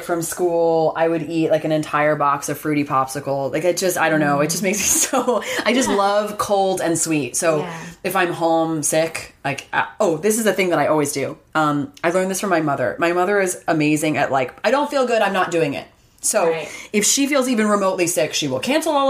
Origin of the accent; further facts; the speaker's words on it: Ithaca, New York, United States; It was really kind of everywhere in my hometown of hippy dippy Ithaca, New York